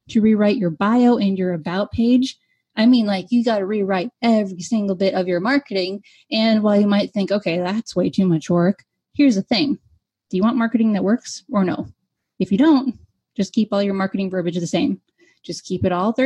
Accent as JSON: {"language": "English", "country": "United States", "said": "I am an American"}